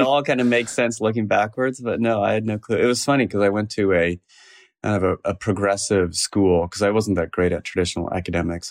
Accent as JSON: {"language": "English", "town": "Cupertino", "region": "California", "country": "United States", "tie": "born or raised there", "also_born_or_lived": "San Francisco", "said": "I grew up in the South Bay in Cupertino, California"}